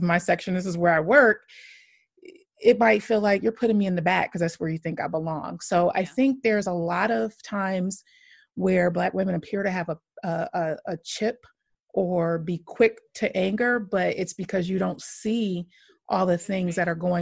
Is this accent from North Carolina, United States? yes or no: no; Michigan, United States; moved away as an adult; also born or lived in Chicago / New York; now in Dallas, United States; I'm from Michigan originally. Then I lived in Chicago for about 9 years. Then I lived in New York for a couple of years. And now I'm in the Dallas area.